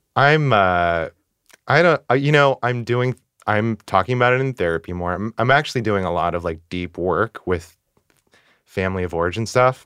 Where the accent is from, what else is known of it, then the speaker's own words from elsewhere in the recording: Northern California, United States; moved away as an adult; now in New York City, United States; I am originally from Northern California, and I've been in the city over ten years